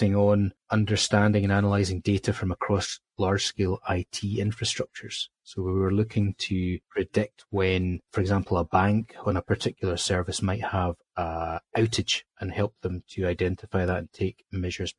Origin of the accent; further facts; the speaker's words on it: Highlands of Scotland, United Kingdom; when I was a schoolboy growing up in the Highlands of Scotland